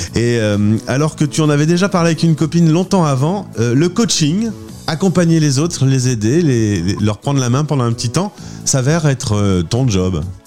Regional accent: Lille, Hauts-de-France, France; Lille, c'est un petit peu quand même ma ville natale

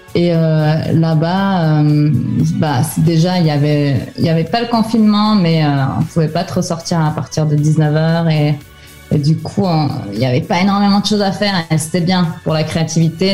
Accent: France; now in Finland; j'ai vécu mon enfance en France

